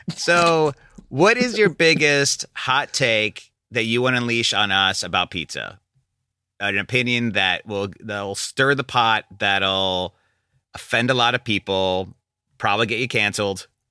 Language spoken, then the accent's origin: English; Chicago suburbs, Illinois, United States; I grew up in the Chicago suburbs